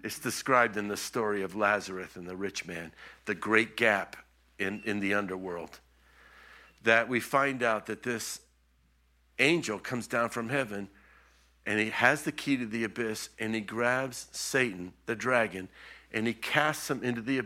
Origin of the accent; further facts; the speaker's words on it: Florida, United States; also born or lived in Israel; I was from Florida